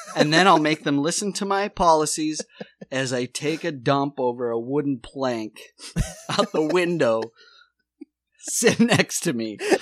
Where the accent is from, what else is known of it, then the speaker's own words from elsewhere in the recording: Watertown, South Dakota, United States; moved away; also born or lived in Charleston County; I'm born and raised in Watertown, South Dakota